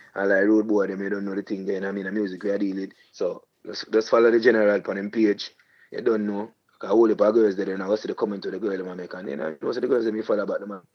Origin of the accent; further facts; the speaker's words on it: Portmore, Saint Catherine, Jamaica; I'm from Portmore, so I'm also doing my regular every year family fun day where I give back to my community.